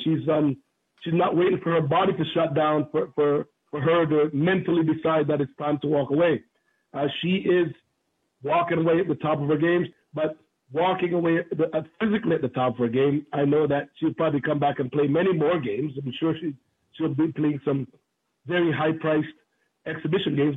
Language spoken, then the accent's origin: English; Jamaica; also born or lived in Oakville, Ontario, Canada; now in Canada; growing up in Jamaica, uh, you know, been born in Jamaica, growing up in Oakville